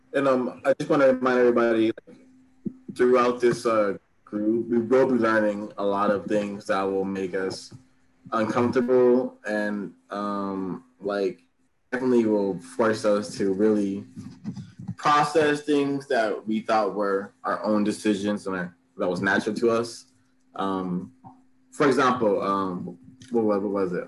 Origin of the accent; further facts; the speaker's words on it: Los Angeles, California, United States; I grew up in South Central